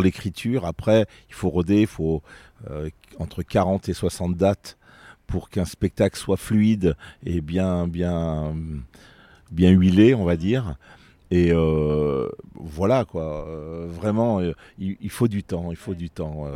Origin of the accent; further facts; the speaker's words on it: Vienne, Auvergne-Rhône-Alpes, France; Je suis né euh, à Vienne, euh, ça fait maintenant quelques 57 ans, bientôt 58, au mois d'août, le 19 exact. Et, euh, depuis euh, toutes ces années, je suis un amoureux de ma ville.